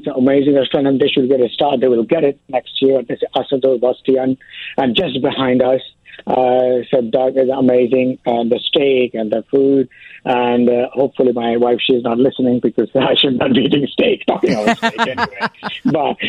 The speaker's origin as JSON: {"language": "English", "area": "suburb of Calcutta", "region": "West Bengal", "country": "India", "tie": "born or raised there", "also_born_or_lived": "London / Dubai / San Francisco / New York", "moved": "as an adult", "lives_now": "Chicago, United States", "said": "I born and raised in India, of course, in the suburb of Calcutta"}